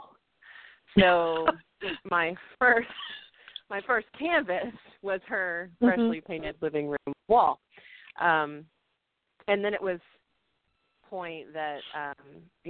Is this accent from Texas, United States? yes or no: yes; Littlefield, Texas, United States; I was born in Littlefield, Texas